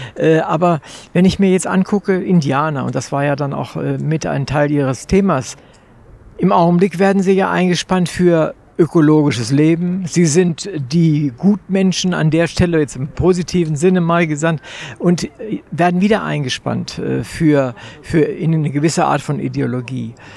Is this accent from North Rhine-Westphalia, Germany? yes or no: no; Wolfenbüttel, Lower Saxony, Germany; ich komme aus Wolfenbüttel, das ist nicht so sehr weit von der ehemaligen deutsch-deutschen Grenze